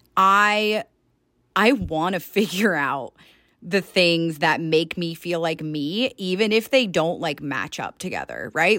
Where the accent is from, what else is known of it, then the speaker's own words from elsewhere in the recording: Georgia, United States; moved away as an adult; now in Salt Lake City, United States; born and raised in Georgia